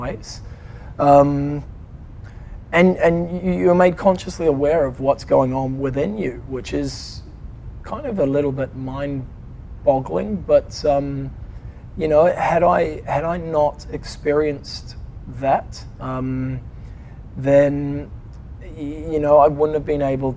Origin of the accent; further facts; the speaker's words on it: New Zealand; moved away; also born or lived in London; I'm a Kiwi.